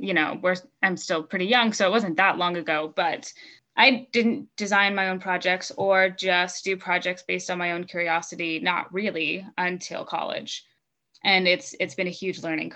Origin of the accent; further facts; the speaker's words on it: Utah, United States; I'm from Utah